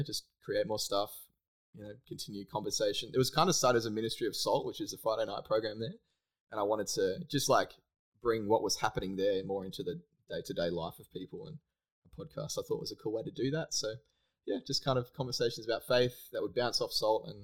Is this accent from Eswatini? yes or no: no; Perth, Western Australia, Australia; moved away as an adult; now in Gold Coast, Australia; I grew up in Perth.